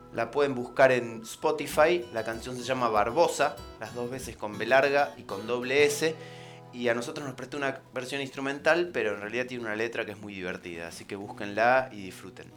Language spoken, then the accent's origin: Spanish; Argentina; soy un argentino progre